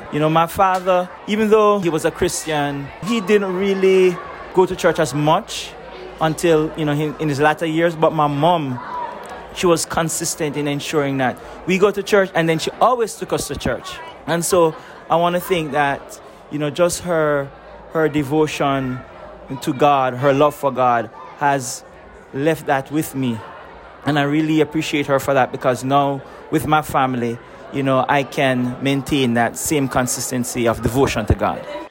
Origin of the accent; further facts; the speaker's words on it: Jamaica; moved away; I'm from originally from Jamaica